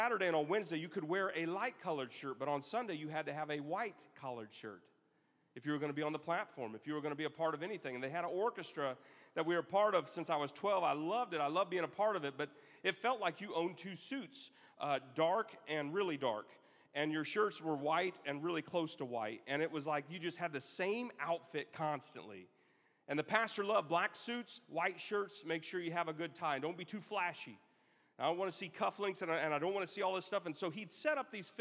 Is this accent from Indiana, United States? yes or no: yes; Elkhart, Indiana, United States; also born or lived in South Bend, Indiana; in my church, we grew up in South Bend. Me and my family, we lived in Elkhart